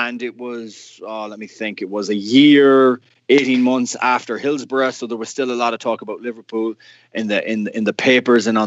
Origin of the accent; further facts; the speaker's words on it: Ireland; moved away as an adult; now in United States; being 8 years of age and being Irish and living in Ireland and having qualified for our first World Cup, I grew up in a family that was a Gaelic football family.